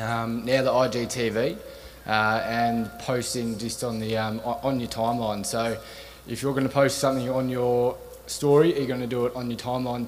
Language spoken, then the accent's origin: English; Australia; I'm from Australia. Flew all the way here just for this.